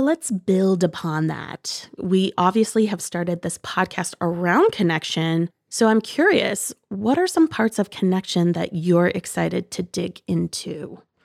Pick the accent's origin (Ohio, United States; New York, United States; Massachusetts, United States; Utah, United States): Ohio, United States; Bowling Green; Shout out Bowling Green, Ohio. And I lived on a small fruit orchard